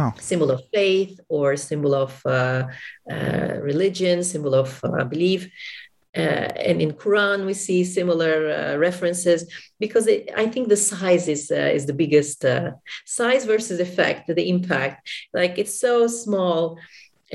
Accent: Istanbul, Turkey; I'm from Istanbul, Turkey

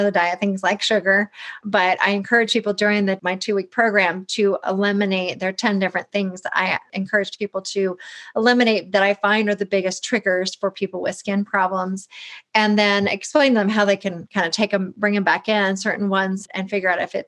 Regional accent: the South, United States; I grew up in the South

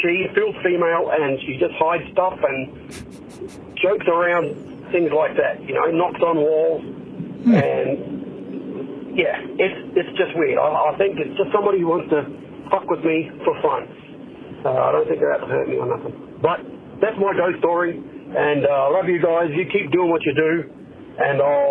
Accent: Australia; now in Fort Wayne, United States; I'm from Australia, but I live in Fort Wayne now.

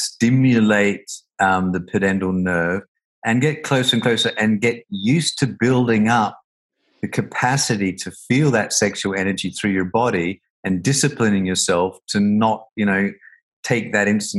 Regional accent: Australia; I grew up in Australia, and you know, a very homophobic country

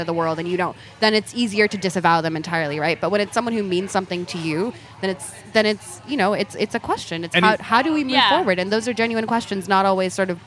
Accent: California, United States; I grew up in California, that my parents are from Ethiopia

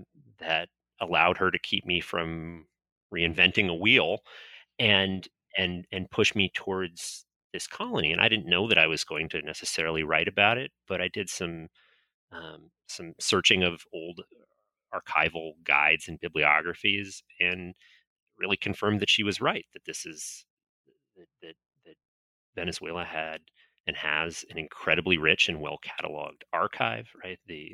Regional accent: Florida, United States; I grew up in North Florida and, spent my teenage years playing around at the Castillo de San Marcos in St. Augustine.

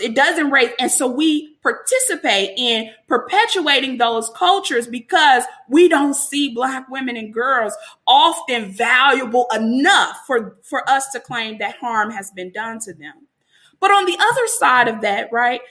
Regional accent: Chicago, Illinois, United States; I'm from Chicago

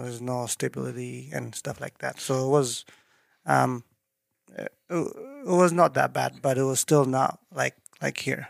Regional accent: Eritrea; English is a second language; moved away as an adult; also born or lived in Dubai, United Arab Emirates; now in Idaho Falls, United States; originally, I'm from East Africa, called East. Eritrea.

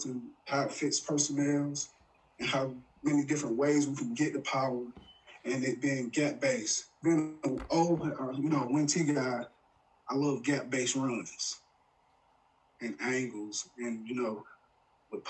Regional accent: Clay County, Georgia, United States; also born or lived in New Mexico; I'm originally from Clay County, Georgia, Miles Brown High School

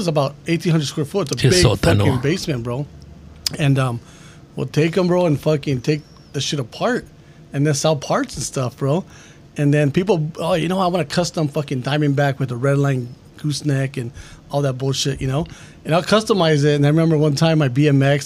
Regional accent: El Monte, California, United States; I grew up in El Monte

